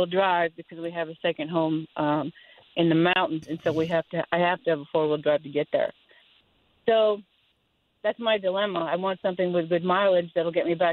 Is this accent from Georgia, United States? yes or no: yes; Forsyth County, Georgia, United States; I'm from Forsyth County, so I commute into Atlanta on a daily basis.